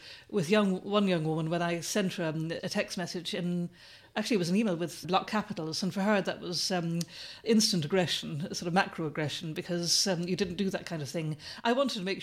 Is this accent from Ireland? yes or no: yes; Ireland; moved away; when I was growing up in Ireland